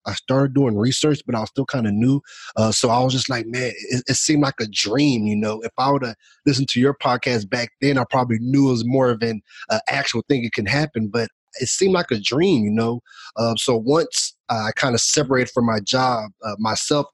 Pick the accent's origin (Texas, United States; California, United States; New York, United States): Texas, United States; Houston; also born or lived in San Antonio; I'm from Houston